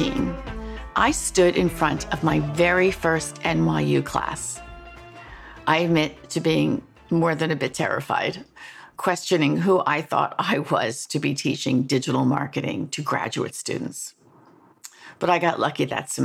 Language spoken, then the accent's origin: English; New York City, New York, United States; New York born and bred